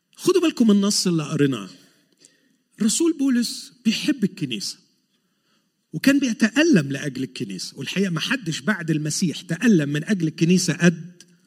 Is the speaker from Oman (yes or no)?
no; Egypt; now in Montreal, Canada; عندنا في مصر